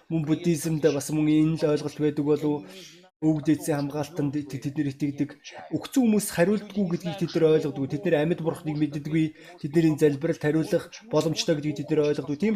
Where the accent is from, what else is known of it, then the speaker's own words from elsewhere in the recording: Russia; born there; Өнөөдөр би Орос гэдэг оронд төрсөн.